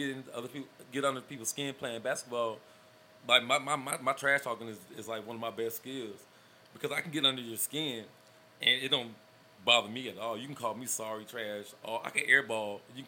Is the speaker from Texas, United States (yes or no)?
yes; Austin, Texas, United States; I would have went to Butler. I grew up with Brenton in Austin.